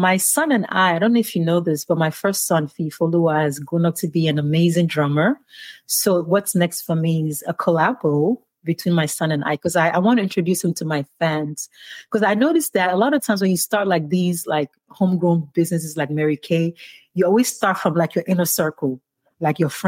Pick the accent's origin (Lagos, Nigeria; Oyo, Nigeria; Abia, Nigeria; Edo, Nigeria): Oyo, Nigeria; Ibadan; moved away as an adult; now in United States; I grew up in Ibadan